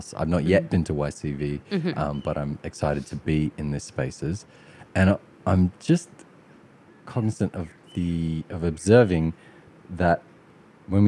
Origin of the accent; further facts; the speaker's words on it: Sydney, New South Wales, Australia; when we were growing up in Western Sydney